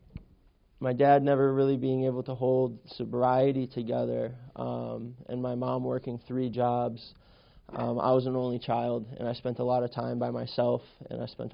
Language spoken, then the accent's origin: English; Western Massachusetts, United States; I grew up in Western Massachusetts